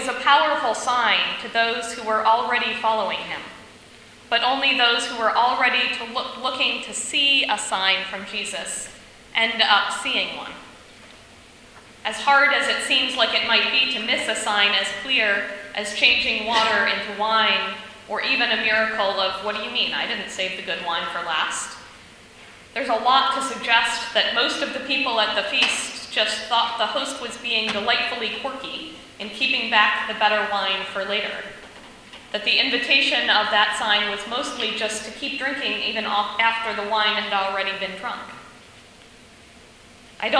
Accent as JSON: {"language": "English", "region": "Ohio", "country": "United States", "said": "I was from Ohio"}